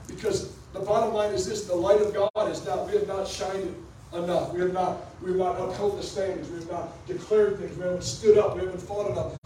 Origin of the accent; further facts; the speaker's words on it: Detroit, Michigan, United States; I was born in Detroit